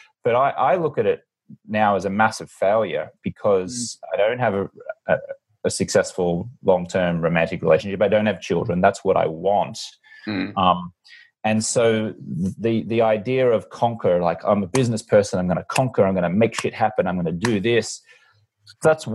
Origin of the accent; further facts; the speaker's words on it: Brisbane, Queensland, Australia; now in Los Angeles, United States; I'm an Australian American, born and raised in Brisbane, Australia. Been living mostly in Los Angeles.